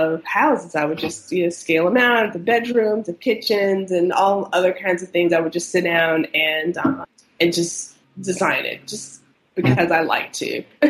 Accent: close to the Outer Banks, North Carolina, United States; I grew up in North Carolina, close to the Outer Banks

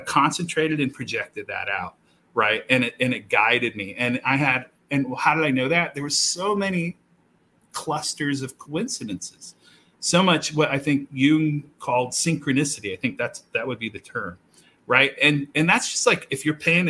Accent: Southeast, United States; moved away; I grew up in the South

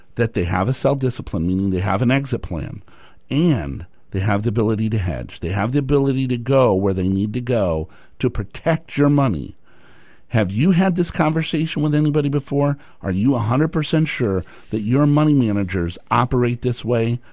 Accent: Tucson, Arizona, United States; moved away; I grew up in Tucson, Arizona, and then I moved up here

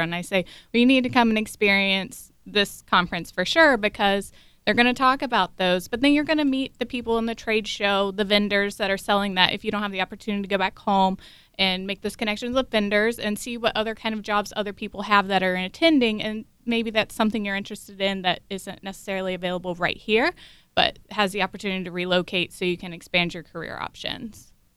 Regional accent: Brown County, Ohio, United States; now in Stark County, United States; I'm originally from Brown County, but currently residing in Stark. I grew up on a beef and tobacco farm on the Ohio River

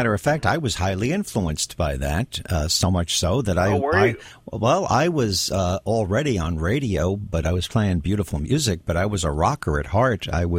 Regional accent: the New York area, United States; I grew up in the New York area.

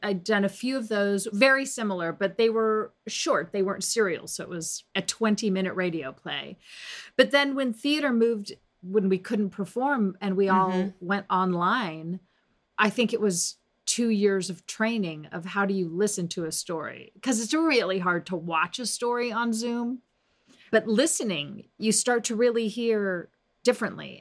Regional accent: Las Vegas, Nevada, United States; when I was a young girl growing up in Las Vegas

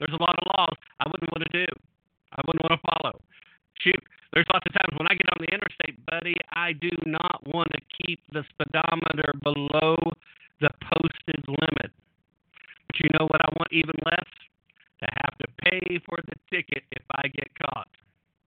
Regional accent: United States; I'm an American. I'm a citizen of this great nation

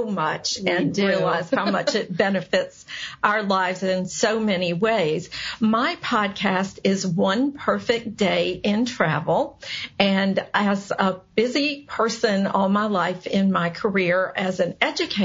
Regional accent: United States; as an American

